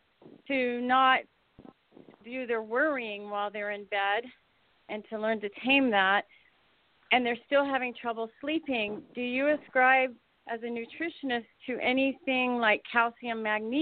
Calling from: West Palm Beach, Florida, United States; I'm calling from West Palm Beach, Florida.

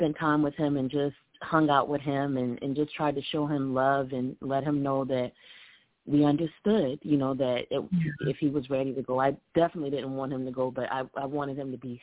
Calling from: Columbia, South Carolina, United States; I'm calling in from Columbia, South Carolina

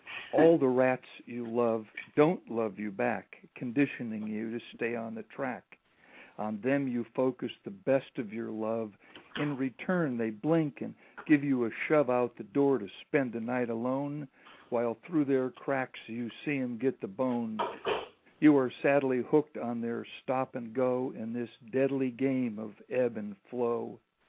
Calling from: Santa Monica, California, United States; This is in Santa Monica, a blocked call in Santa Monica.

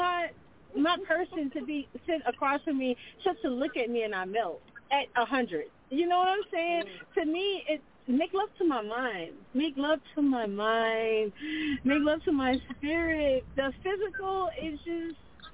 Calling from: Lafayette, Louisiana, United States; I'm calling from Lafayette

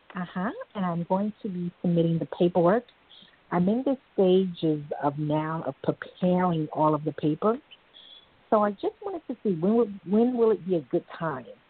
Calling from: New York, United States; I'm calling from New York

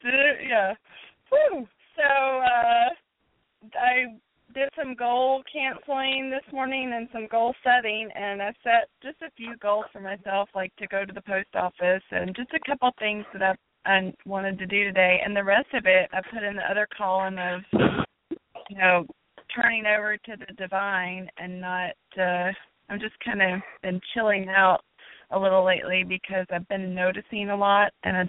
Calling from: Phoenix, Arizona, United States; from Phoenix, Arizona.

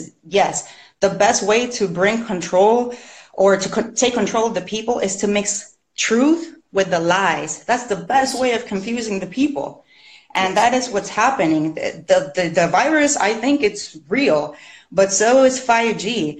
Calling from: Puerto Rico; I'm calling in from Puerto Rico.

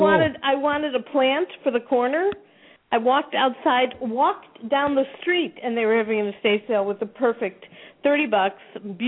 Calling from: Sun City, Arizona, United States; I'm in Sun City, Arizona.

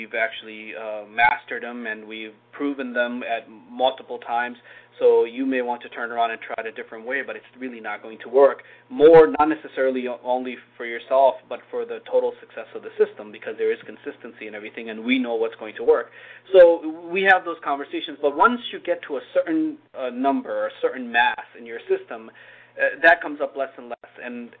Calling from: Wallingford, Connecticut, United States; I'm at our headquarters in Wallingford, Connecticut.

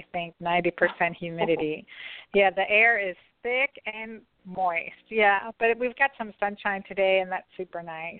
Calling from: St. Simons Island, Georgia, United States; I am calling in from St. Simon's Island, Georgia.

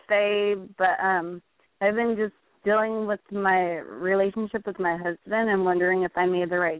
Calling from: California, United States; Northern California.

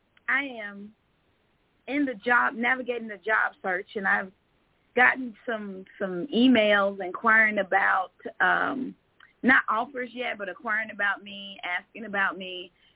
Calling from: Georgia, United States; I'm calling from Georgia.

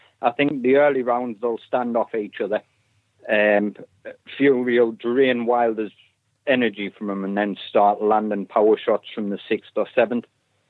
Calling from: North East England, United Kingdom; Near Sunderland.

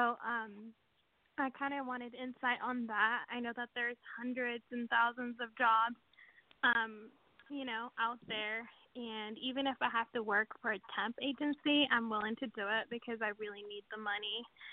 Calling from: Washington, United States; I am from Washington State. I'm graduating next week.

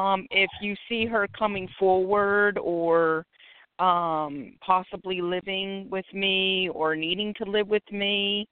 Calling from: Philadelphia, Pennsylvania, United States; calling from Philadelphia, PA.

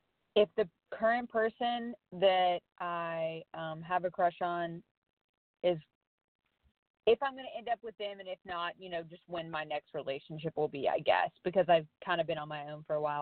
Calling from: Missouri, United States; I am calling from Missouri

